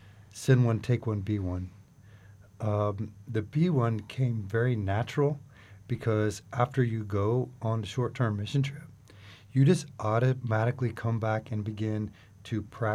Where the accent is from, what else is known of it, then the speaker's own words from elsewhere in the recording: Oklahoma City, Oklahoma, United States; Now, I'm from Oklahoma City, so I had to think about, you know, what is actually frog eating.